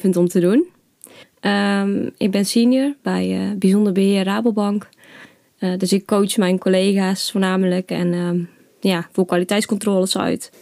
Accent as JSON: {"language": "Dutch", "town": "Nuland", "region": "North Brabant", "country": "Netherlands", "tie": "born or raised there", "also_born_or_lived": "China", "moved": "yes", "lives_now": "Zutphen, Netherlands", "said": "ik ben opgegroeid in Nuland, een dorpje in Brabant dichtbij Den Bosch"}